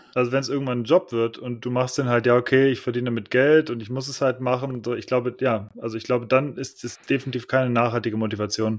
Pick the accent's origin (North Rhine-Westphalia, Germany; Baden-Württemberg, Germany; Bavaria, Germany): North Rhine-Westphalia, Germany; Cologne; moved away; in meiner Heimatstadt in Köln